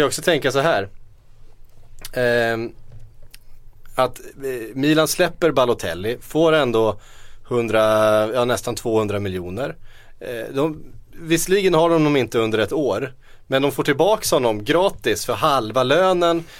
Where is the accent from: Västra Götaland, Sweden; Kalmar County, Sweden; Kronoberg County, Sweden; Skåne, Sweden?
Kalmar County, Sweden; Västervik; som vi säger hemma i Västervik